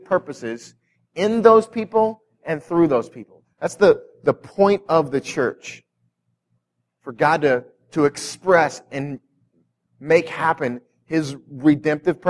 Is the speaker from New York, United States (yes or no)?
no; North County, Missouri, United States; I came from North County